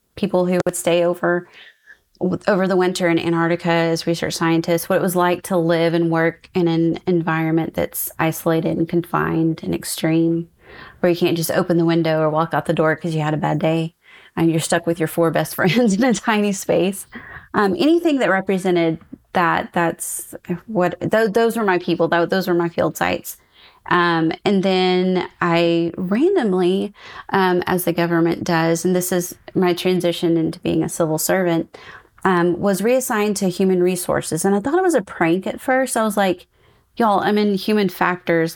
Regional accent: East Texas, United States; moved away; I'm also originally from East Texas, and my parents lived in Nacogdoches

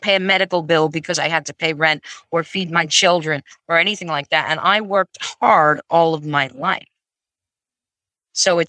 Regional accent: Vermont, United States; I grew up in Vermont.

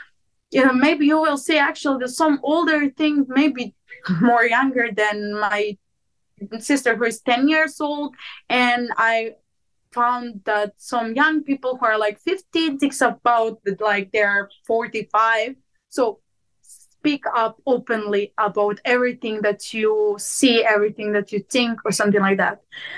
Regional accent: Montenegro; accent: Serbian; English is a second language; I go, they don't know where I came from, because I don't even speak like a Montenegrin. I speak like I'm from Serbia.

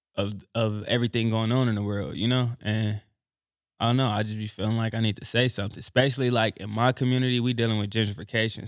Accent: Los Angeles, California, United States; I'm from Los Angeles, Crenshaw District

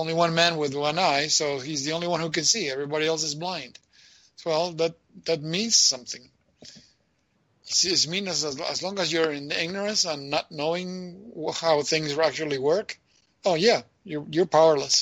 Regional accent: Argentina; moved away; growing up in Argentina

